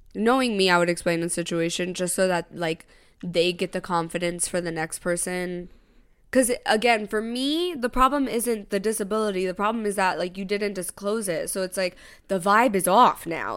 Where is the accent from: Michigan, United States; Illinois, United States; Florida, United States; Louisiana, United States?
Florida, United States; Tampa; now in New York, United States; he knows I'm from Tampa.